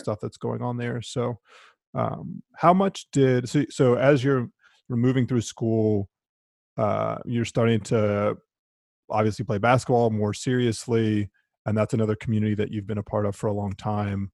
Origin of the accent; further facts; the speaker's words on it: Durham, North Carolina, United States; David and I grew up in Durham together